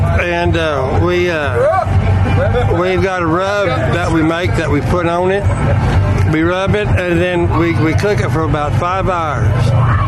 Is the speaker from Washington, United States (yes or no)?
no; Monahans, Texas, United States; moved away as an adult; now in North Dakota, United States; From Monahan, Texas.